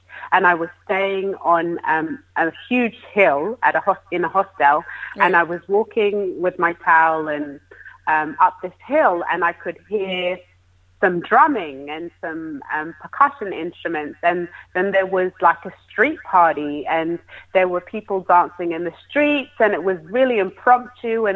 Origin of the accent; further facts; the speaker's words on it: United Kingdom; as a Brit